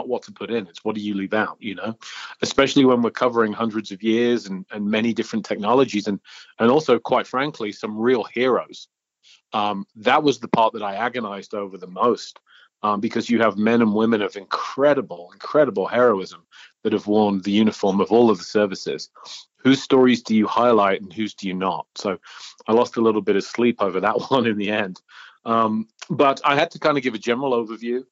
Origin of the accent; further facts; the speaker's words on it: York, Yorkshire and the Humber, United Kingdom; moved away as an adult; now in Denver, United States; I'm from Old York, in the original colonies. The motherland, Great Britain, UK. And I came to the States in 1999